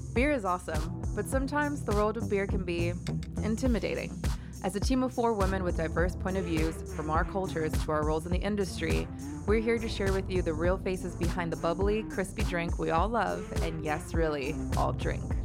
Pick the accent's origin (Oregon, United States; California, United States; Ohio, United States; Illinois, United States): California, United States; Los Angeles; now in New York, United States; I am born and raised in Los Angeles